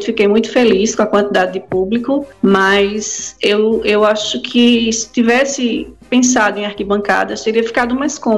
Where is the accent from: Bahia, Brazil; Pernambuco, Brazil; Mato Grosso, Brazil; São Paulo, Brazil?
Pernambuco, Brazil; Recife; now in João Pessoa, Brazil; Eu sou, eu trabalho, moro aqui em João Pessoa, mas eu sou pernambucana, nasci lá em Recife.